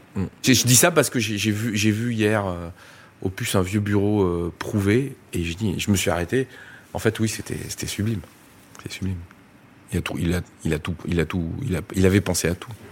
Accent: Drôme, Auvergne-Rhône-Alpes, France; je suis né dans la Drôme

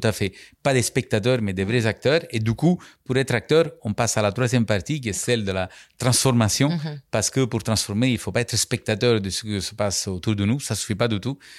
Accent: Capri, Campania, Italy; French is a second language; moved away as an adult; also born or lived in Naples; now in France; j'ai grandi sur l'île de Capri, où je suis né, en 1970.

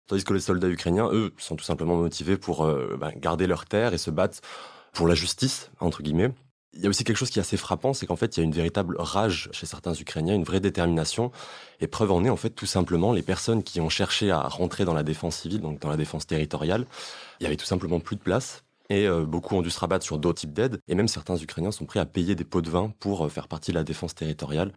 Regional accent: France; moi, en tant que Français

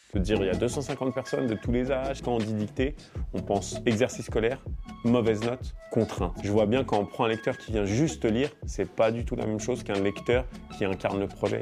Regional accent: France; also born or lived in Morocco; je suis né en France et j'ai vécu mes cinq premières années au Maroc

